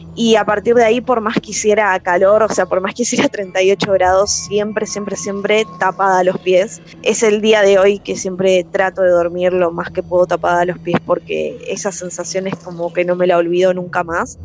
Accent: Villa Gesell, Buenos Aires Province, Argentina; Tengo la característica de capital, pero soy de Villa Gesell

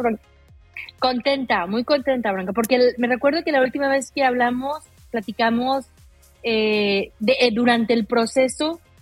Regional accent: Aguascalientes, Mexico; yo soy de Aguascalientes, eh, donde no hay montañas

